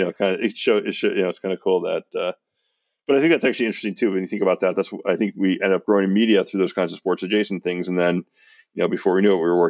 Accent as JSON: {"language": "English", "town": "San Francisco", "region": "California", "country": "United States", "tie": "born or raised there", "said": "I grew up in San Francisco."}